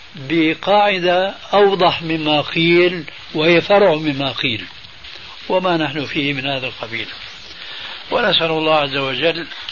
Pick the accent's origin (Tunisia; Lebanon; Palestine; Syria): Syria; عندنا في الشام